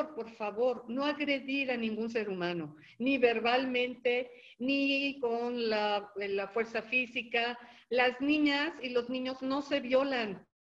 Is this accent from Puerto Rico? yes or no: no; Mexico; nosotros como mexicanos